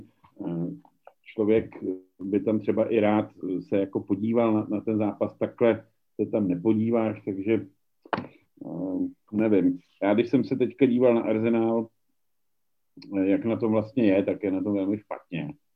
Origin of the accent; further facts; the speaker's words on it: Czechia; u nás v Čechách